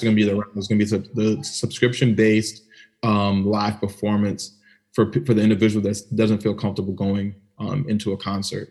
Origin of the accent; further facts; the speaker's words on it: Maryland, United States; I grew up in Maryland. You know, the DMV